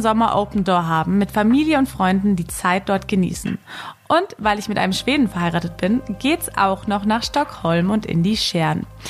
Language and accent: German; Germany; ganz klassisch als Deutscher